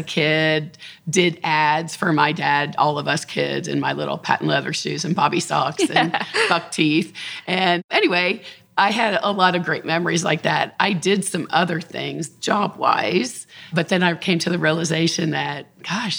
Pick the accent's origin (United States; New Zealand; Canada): United States; Upper Arlington, Ohio; I grew up on North Star Road in Upper Arlington with the University Woods in our backyard